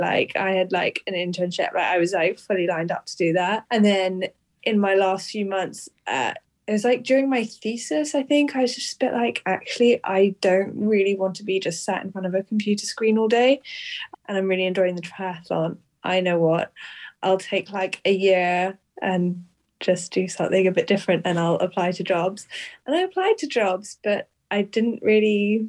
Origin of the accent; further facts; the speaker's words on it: Switzerland; also born or lived in Hong Kong / United Kingdom; I was born in Hong Kong, lived there for almost 9 years, then moved to Switzerland, and I've lived there ever since. But I studied a lot in the UK.